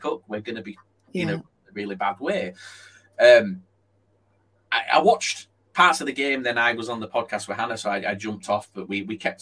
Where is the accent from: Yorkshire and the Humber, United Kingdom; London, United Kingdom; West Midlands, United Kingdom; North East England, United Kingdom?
Yorkshire and the Humber, United Kingdom; I'm from Yorkshire